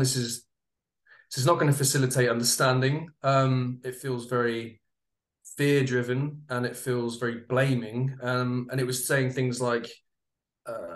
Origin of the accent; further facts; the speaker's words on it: United Kingdom; I'm a Brit, as you can probably tell